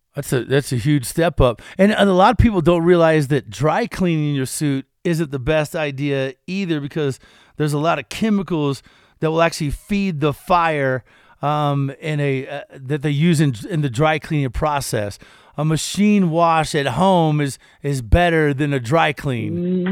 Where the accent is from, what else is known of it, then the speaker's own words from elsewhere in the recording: Kentucky, United States; I'm from Kentucky